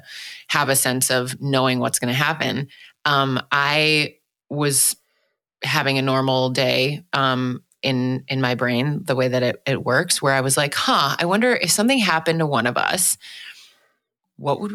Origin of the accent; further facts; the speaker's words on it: Milwaukee, Wisconsin, United States; also born or lived in Washington, D.C.; I was born in Washington, D.C., but then grew up for most of my childhood in Milwaukee, Wisconsin